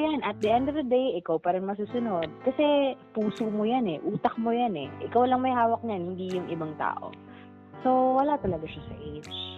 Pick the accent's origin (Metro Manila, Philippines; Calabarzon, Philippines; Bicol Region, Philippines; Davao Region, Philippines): Calabarzon, Philippines; Calamba; I'm from Calamba